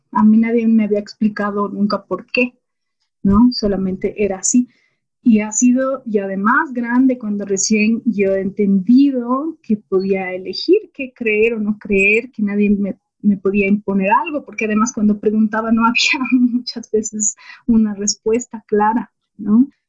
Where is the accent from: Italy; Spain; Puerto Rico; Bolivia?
Bolivia; toda esa época de entender la diversidad que existía en mi país